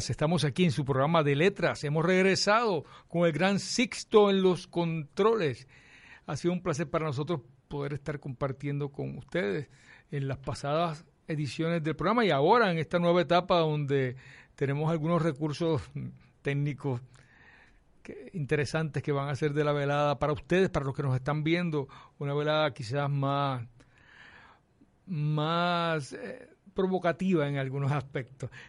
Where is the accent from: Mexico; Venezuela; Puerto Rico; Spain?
Puerto Rico; Carolina; Eh, yo soy de Carolina, sí. De Carolina. De Country Club.